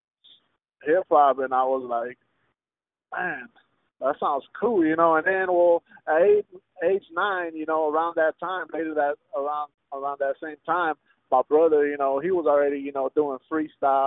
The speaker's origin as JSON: {"language": "English", "town": "Houston", "region": "Texas", "country": "United States", "tie": "born or raised there", "first_language": "Spanish", "second_language": "English", "said": "I grew up at the Heights area, bro. That's like maybe like, I want to say the center of Houston"}